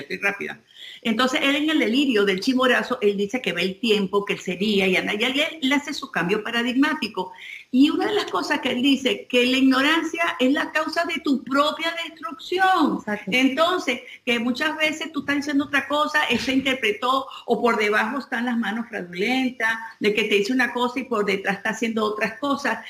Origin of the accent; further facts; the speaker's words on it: Venezuela; nosotros que somos venezolanos